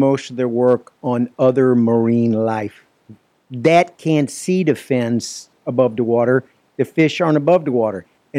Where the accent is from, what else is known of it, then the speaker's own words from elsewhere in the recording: Lower Alabama, United States; now in Florida, United States; No, sir, Lower Alabama.